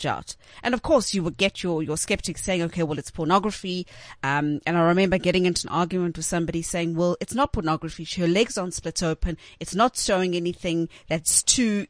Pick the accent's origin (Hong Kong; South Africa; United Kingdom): South Africa; growing up in South Africa, the 80s and 90s